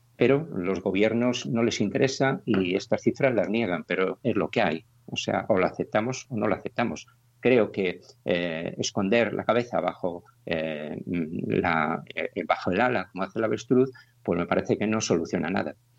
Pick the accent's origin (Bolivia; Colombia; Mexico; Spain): Spain; Cantabria; moved away as an adult; now in Galicia, Spain; yo soy de Cantabria, pues llevo aquí ya más de 30 años